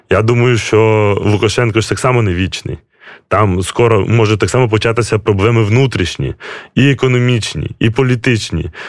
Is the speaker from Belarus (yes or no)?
yes; Belarus; Йде така пропаганда ще з Радянського Союзу, а особливо навіть ще гімн білорусів, що ми, білоруси, мірні люди.